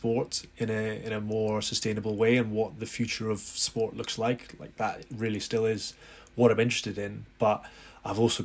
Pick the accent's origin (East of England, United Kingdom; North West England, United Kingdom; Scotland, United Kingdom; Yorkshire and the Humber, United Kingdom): Scotland, United Kingdom; Edinburgh; We grew up in Edinburgh